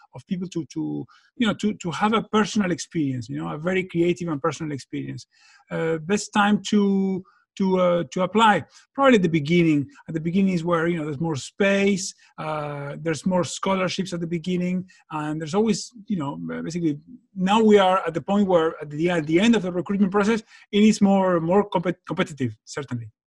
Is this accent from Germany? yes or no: no; Argentina; moved away; I'm from Argentina myself